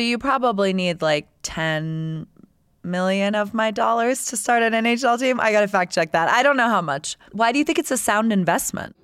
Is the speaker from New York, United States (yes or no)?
no; Tampa, Florida, United States; moved away; I grew up in Tampa Bay, and when I moved there, we had just got the Lightning.